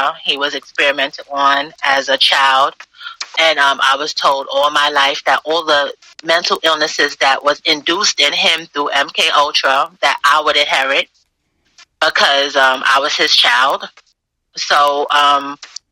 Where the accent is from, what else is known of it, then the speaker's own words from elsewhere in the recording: New York City, New York, United States; born and raised in Brooklyn, New York City